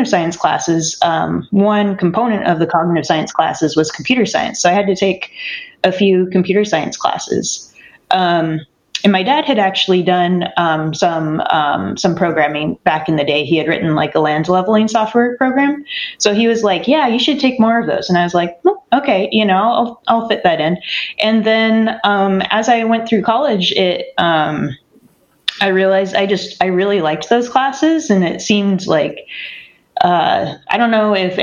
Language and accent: English; near Sacramento, California, United States; I grew up near Sacramento on an organic farm.